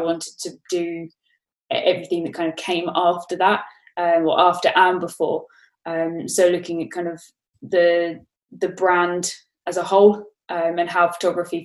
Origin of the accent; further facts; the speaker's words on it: Brighton, South East England, United Kingdom; moved away as an adult; also born or lived in Australia; now in London, United Kingdom; I grew up in Brighton